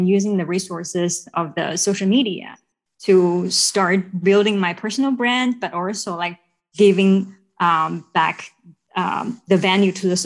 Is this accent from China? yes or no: yes; China; moved away as an adult; also born or lived in Hawaii; now in United States; I'm originally from China. I was born and raised there. And I moved to the U.S. in 2018 for love